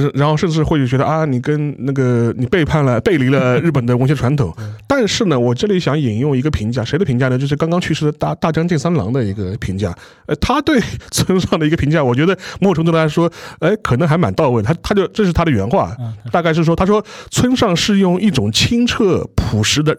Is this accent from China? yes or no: yes; China; 我们中国人